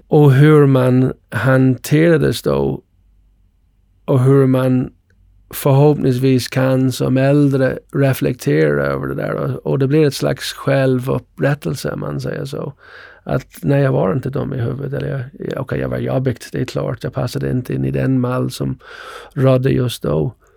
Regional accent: Ireland; now in Sweden; Jag växte upp på Irland

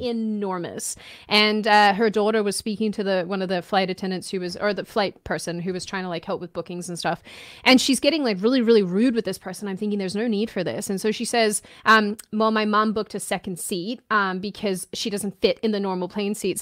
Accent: Victoria, Australia; now in United States; growing up in Australia

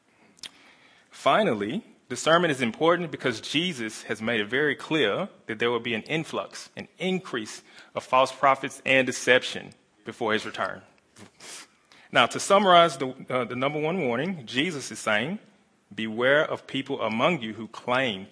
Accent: the Bible Belt, the South, United States; moved away; I come from America, from the southern states, pretty much in the Bible Belt

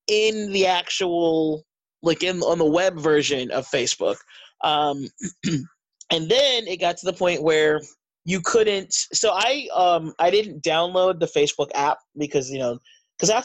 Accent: United States; I'm American

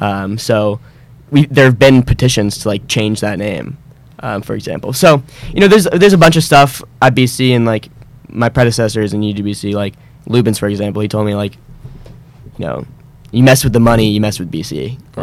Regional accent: West Palm Beach, Florida, United States; moved away as an adult; now in Boston, United States; I'm from West Palm Beach, Florida.

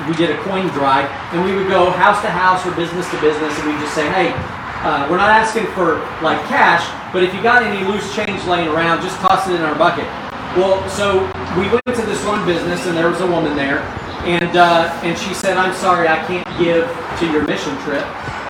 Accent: Wyoming, United States; moved away; I grew up in Wyoming

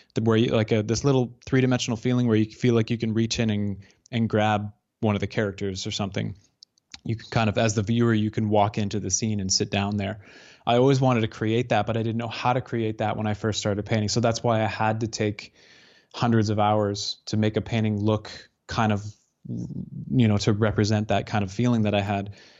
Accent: Northern Alberta, Canada; also born or lived in Calgary / Lumby, British Columbia; growing up in Northern Alberta

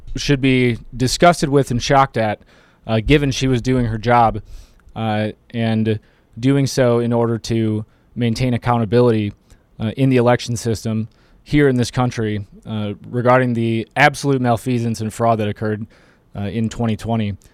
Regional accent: Michigan, United States; moved away; I'm from Michigan

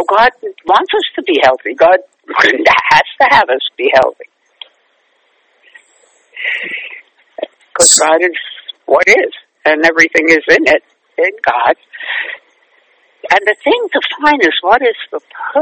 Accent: New York City, New York, United States; now in Manhattan, United States; I love growing up in Brooklyn

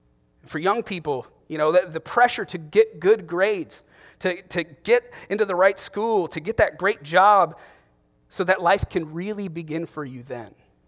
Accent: Ohio, United States; there's a town, one town north of where I grew up in Ohio called Hudson.

